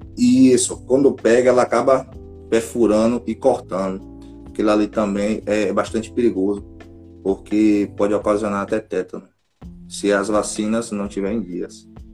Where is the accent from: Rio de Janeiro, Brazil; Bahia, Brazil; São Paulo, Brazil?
Bahia, Brazil; Feira de Santana; Sou da cidade de Feira de Santana, daqui da Bahia